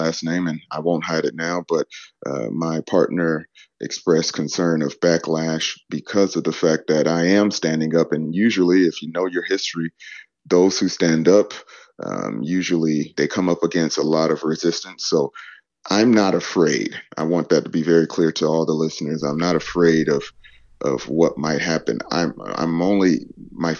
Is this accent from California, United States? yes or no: no; Atlanta, Georgia, United States; moved away as an adult; now in Japan; I'm from Atlanta